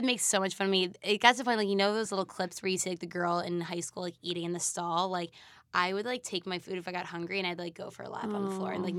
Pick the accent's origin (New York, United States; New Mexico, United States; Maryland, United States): New York, United States; Manhasset; born or raised there